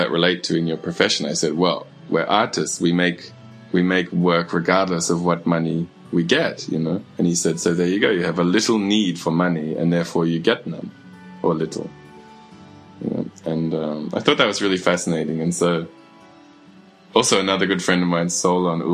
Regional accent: Mackay, Queensland, Australia; I grew up in Mackay in Queensland

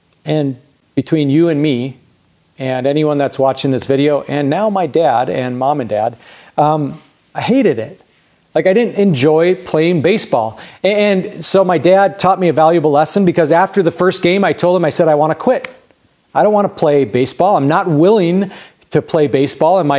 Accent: Grand Junction, Colorado, United States; As a kid growing up in Grand Junction

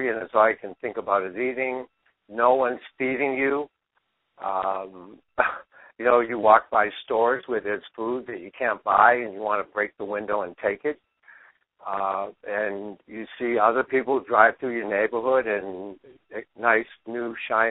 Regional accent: Boston, Massachusetts, United States; I grew up in Dorchester in 1950 in the inner city of Boston.

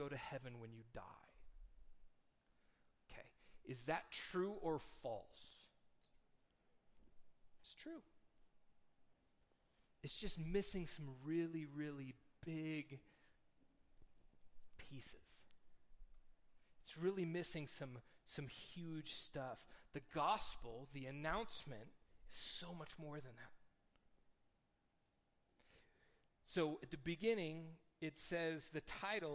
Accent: United States; we are American Christians

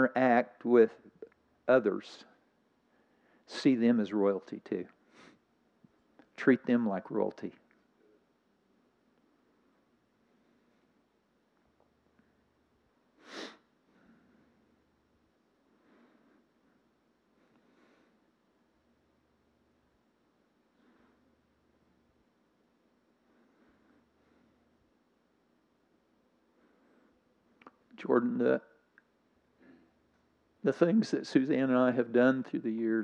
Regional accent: Scotland, United Kingdom; I'm from Scotland.

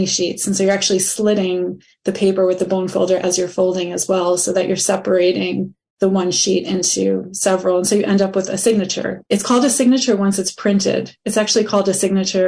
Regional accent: United States; as a Jewish person growing up in the United States

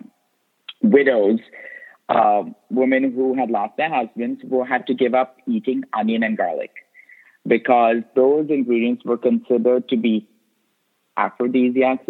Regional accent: India; also born or lived in Goa; now in United States; as an immigrant, even though I grew up in India

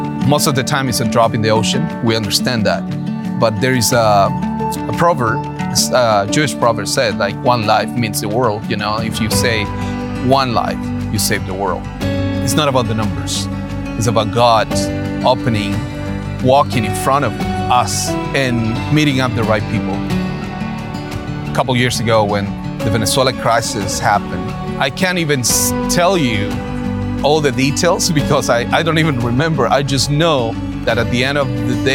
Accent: Chile; I'm from Chile

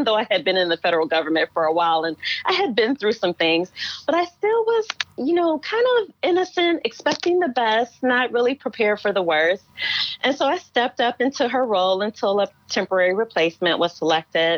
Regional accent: Cleveland, Ohio, United States; moved away as an adult; also born or lived in Hudson Valley, New York / Muskogee, Oklahoma / Shreveport, Louisiana; I grew up in Cleveland, Ohio, Midwestern girl like yourself

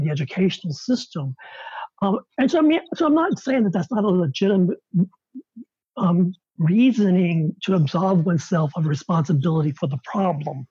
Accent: the South, United States; as an openly gay man growing up in the South

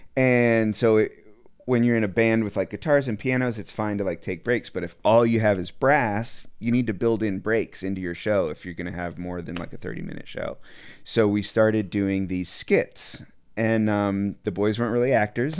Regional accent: Asheville, North Carolina, United States; moved away as an adult; also born or lived in Austin, Texas; now in Chattanooga, United States; I'm from Asheville, North Carolina. I was living there, but moved to Austin

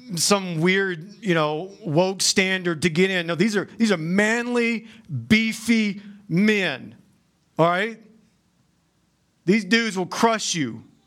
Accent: the South, United States; I'm from the South

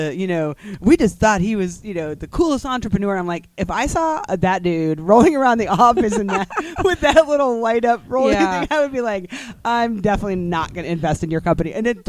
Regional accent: South Carolina, United States; and I'm not Indian. And I was raised and born and raised in South Carolina. That's all I know.

